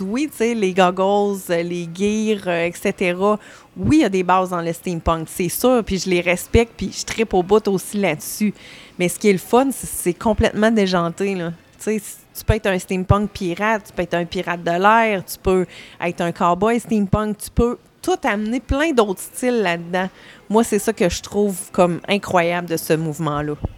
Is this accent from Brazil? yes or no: no; Saint-Georges, Quebec, Canada; je viens de Saint-Georges-de-Beauce